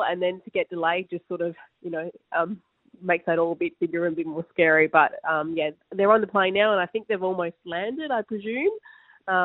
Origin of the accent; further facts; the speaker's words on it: Australia; as Australian players